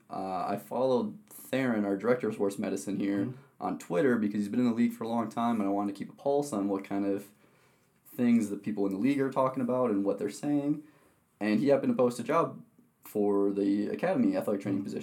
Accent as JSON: {"language": "English", "region": "Wisconsin", "country": "United States", "tie": "born or raised there", "moved": "yes", "said": "Yeah, so I'm originally from Wisconsin. Uh, I've born and raised there"}